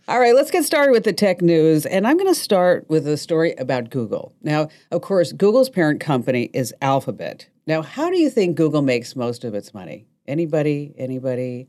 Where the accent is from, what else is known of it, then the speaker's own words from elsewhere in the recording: New Jersey, United States; I'm from New Jersey